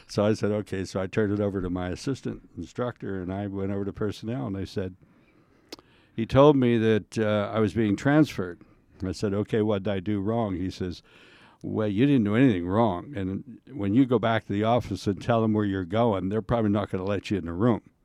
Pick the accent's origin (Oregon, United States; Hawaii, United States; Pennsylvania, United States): Pennsylvania, United States; Sharon; I grew up in Sharon, Pennsylvania